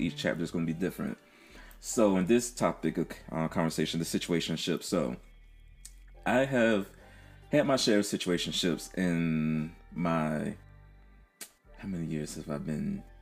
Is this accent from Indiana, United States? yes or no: no; Philadelphia, Pennsylvania, United States; moved away; Philly, my hometown